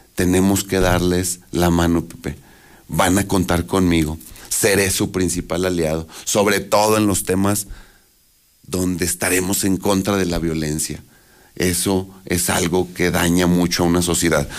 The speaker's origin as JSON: {"language": "Spanish", "region": "Aguascalientes", "country": "Mexico", "tie": "born or raised there", "said": "yo nací en Aguascalientes, crecí en Aguascalientes"}